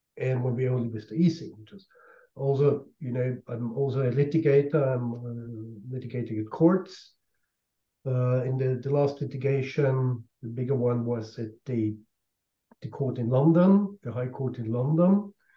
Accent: Austria; in my home country in Austria

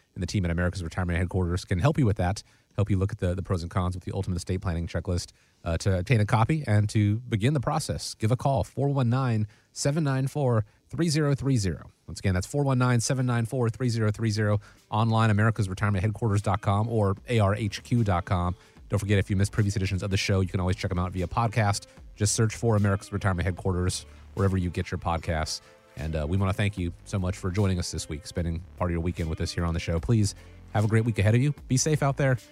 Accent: Atlanta, Georgia, United States; moved away; Atlanta, my hometown

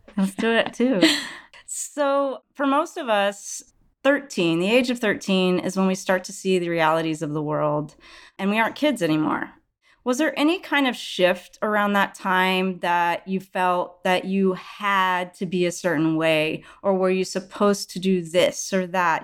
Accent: outside Houston and Dallas, Texas, United States; I was also born and raised in Texas outside Houston and Dallas

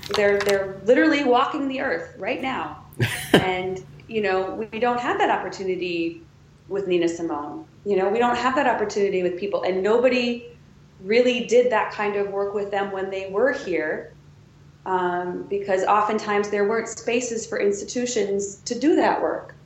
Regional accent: Wisconsin, United States; moved away as an adult; now in Washington, D.C., United States; I'm from Wisconsin, I'm from Rogan, Wisconsin.

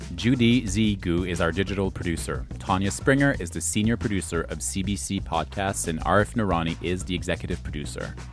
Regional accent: Canada; I'm French Canadian

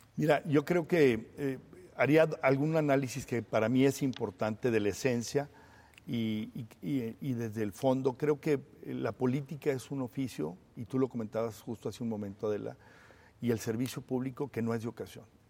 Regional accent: Torreón, Coahuila, Mexico; mi tierra que es Torreón, que es Coahuila y por supuesto que es México

